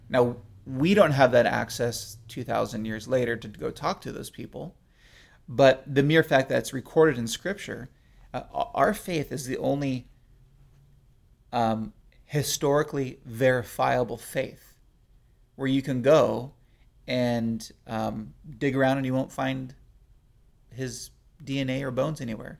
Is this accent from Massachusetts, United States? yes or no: no; California, United States; I'm from California